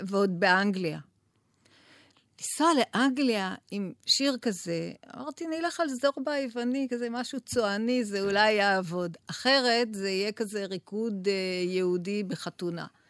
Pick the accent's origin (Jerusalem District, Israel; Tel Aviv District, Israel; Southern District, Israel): Tel Aviv District, Israel; Tel Aviv; אני המגוחכת מתל אביב